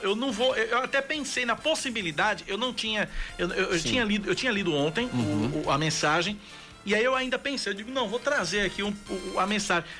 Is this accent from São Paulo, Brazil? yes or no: yes; São Paulo, Brazil; born or raised there; also born or lived in Recife; now in Paraíba, Brazil